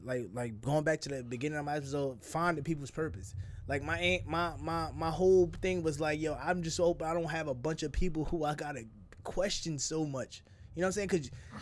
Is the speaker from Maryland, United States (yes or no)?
no; New Jersey, United States; I'm from Jersey.